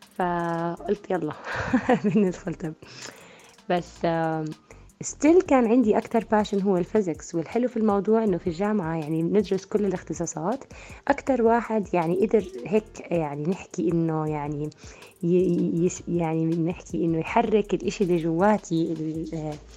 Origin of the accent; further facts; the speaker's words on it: Jordan; also born or lived in Switzerland / Austria; رجعت على الأردن